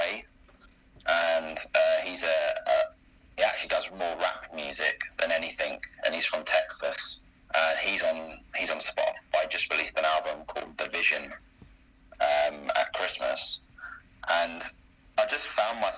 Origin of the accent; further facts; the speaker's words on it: Greenford, London, United Kingdom; I'm originally from Greenford in Middlesex.